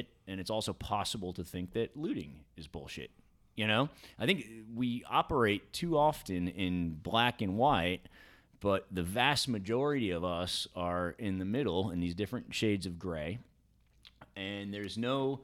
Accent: New York, United States; I grew up in New York, bit of a cynical town

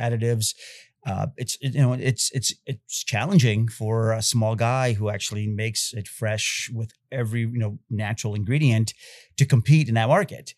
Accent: Bay Area, California, United States; moved away as an adult; also born or lived in Czechoslovakia / Yugoslavia / Austria; now in Kentucky, United States; growing up in the Bay Area

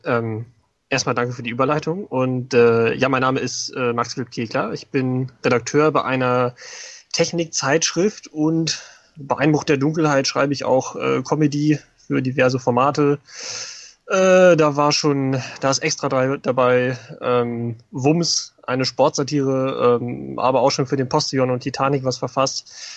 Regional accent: Hanover area, Lower Saxony, Germany; komme ich äh, aus der Ecke von Hannover

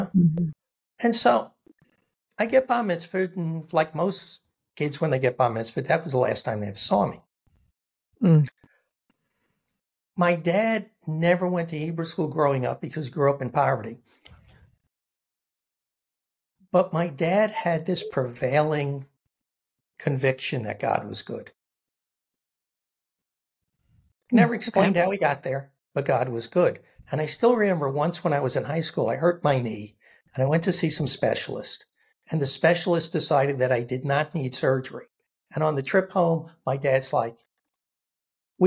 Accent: Massapequa, New York, United States; born or raised there; moved away; also born or lived in Brooklyn, New York

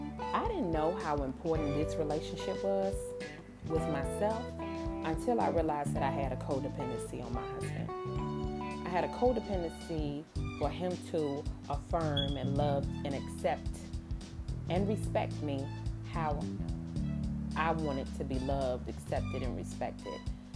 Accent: New Zealand; I'm Kiwi.

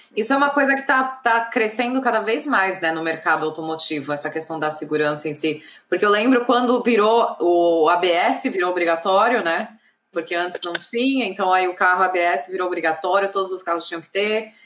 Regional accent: São Paulo, Brazil; moved away; Eu sou de São Paulo

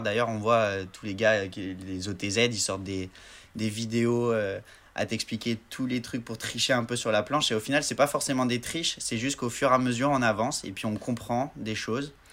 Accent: Marseille, Provence-Alpes-Côte d'Azur, France; Je viens de Marseille

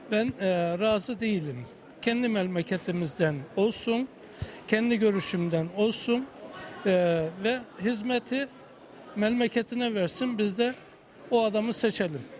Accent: Kayseri, Kayseri Province, Turkey; Biz Kayseriliyiz, Kayserili olsun.

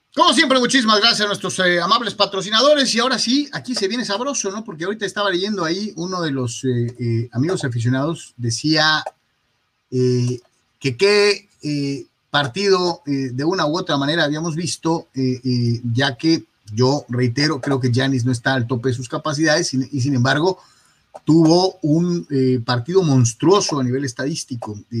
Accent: Guadalajara, Jalisco, Mexico; moved away; allá en mi rancho, en Guadalajara, Jalisco

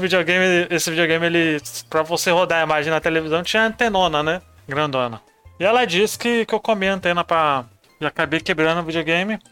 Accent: São Paulo, Brazil; Nasci na Vila Riete, bairro de São Paulo, Zona Sul

